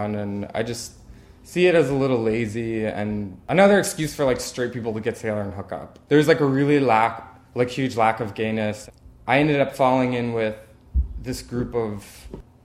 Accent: Lancaster County, Pennsylvania, United States; moved away as an adult; also born or lived in New York; now in Philadelphia, United States; I grew up in Lancaster County

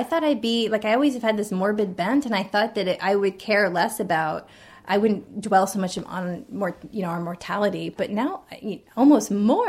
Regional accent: West Virginia, United States; born there; also born or lived in Iowa; All over. I was born in West Virginia, and I lived in Iowa and in the southwestern section of Virginia later on, and I went to college in the eastern side of Virginia.

